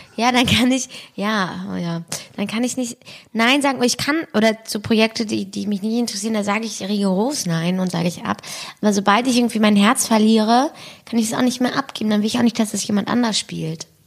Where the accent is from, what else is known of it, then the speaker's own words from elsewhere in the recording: Berlin, Germany; ich bin halt da bei der Gneisenau groß geworden